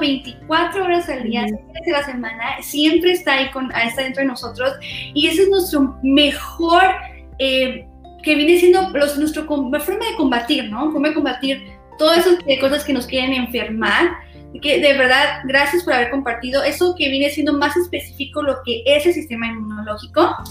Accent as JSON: {"language": "Spanish", "town": "Yuma", "region": "Arizona", "country": "United States", "said": "nosotros somos de Arizona, somos especialmente más en Yuma, Arizona"}